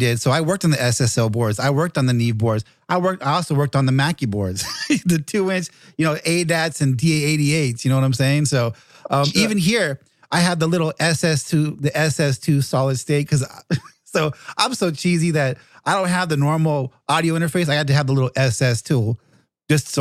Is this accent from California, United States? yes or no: yes; San Bernardino, California, United States; moved away as an adult; now in Paducah, United States; I moved to Paducah exactly about a year ago, a couple of days past a year, but I'm from San Bernardino